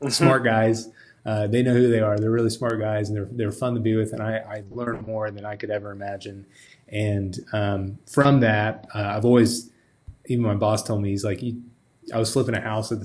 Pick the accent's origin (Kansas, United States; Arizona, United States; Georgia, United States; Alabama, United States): Kansas, United States; McPherson; moved away as an adult; now in Wichita, United States; I'm actually from McPherson